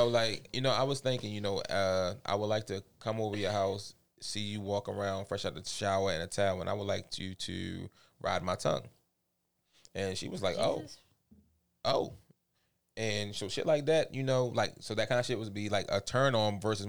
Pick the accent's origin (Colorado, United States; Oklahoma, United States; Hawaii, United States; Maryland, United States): Maryland, United States; Baltimore; me growing up in Baltimore City